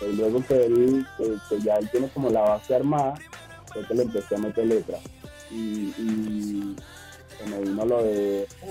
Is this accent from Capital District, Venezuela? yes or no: yes; Caracas, Capital District, Venezuela; moved away; vivo a, o sea, allá en Caracas, vivo a 15 minutos de la playa